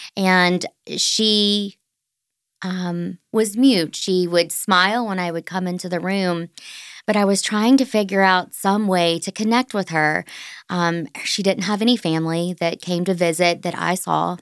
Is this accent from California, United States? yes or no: no; Orangeburg, South Carolina, United States; as I grew up in Orangeburg, South Carolina